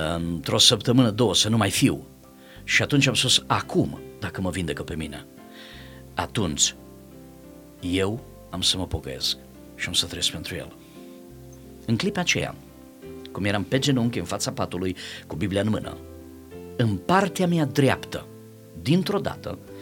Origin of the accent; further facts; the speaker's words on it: Timișoara, Timiș County, Romania; eu sunt de la Timișoara